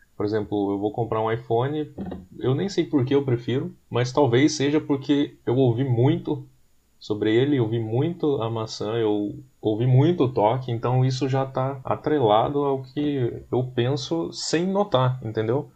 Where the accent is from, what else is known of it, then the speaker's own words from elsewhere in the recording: Taubaté, São Paulo, Brazil; nós somos de Taubaté.